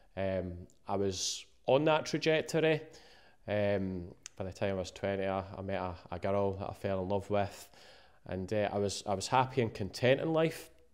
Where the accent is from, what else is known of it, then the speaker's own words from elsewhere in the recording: Musselburgh, Scotland, United Kingdom; I grew up in a town called Mosselboro, eh, just outside Edinburgh